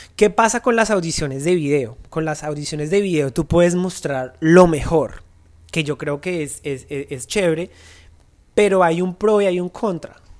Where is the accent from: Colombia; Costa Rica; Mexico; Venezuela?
Colombia; moved away; para nosotros como colombianos es muy difícil